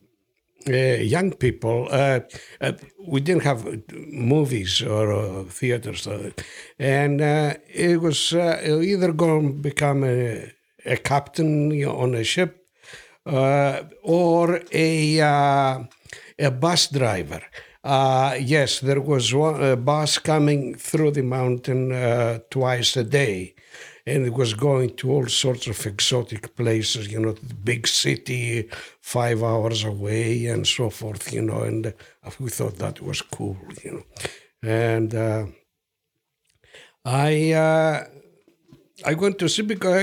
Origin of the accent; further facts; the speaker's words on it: Greece; English is a second language; also born or lived in Florida, United States; now in Alabama, United States; I am not originally from Alabama. I was born in Greece. And now I have gotten to that screwed up stage where I speak Greek also with an accent